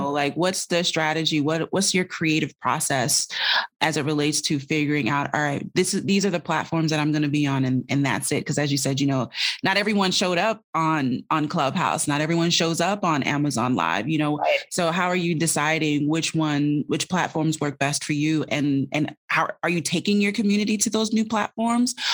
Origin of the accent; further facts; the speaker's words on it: Jamaica; I'm Jamaican